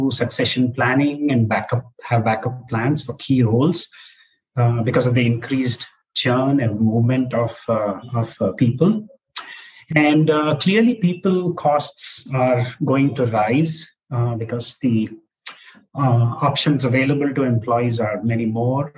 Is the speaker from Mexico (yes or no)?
no; Hyderabad, Telangana, India; moved away as an adult; also born or lived in Chennai, India / San Francisco Bay Area, United States; now in Bangalore, India; So I grew up in Hyderabad, where I attended, Hyderabad Public School